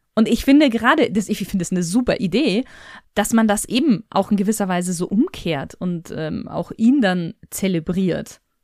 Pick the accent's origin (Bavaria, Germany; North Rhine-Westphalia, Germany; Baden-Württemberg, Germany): Bavaria, Germany; ich bin ja in Bayern groß geworden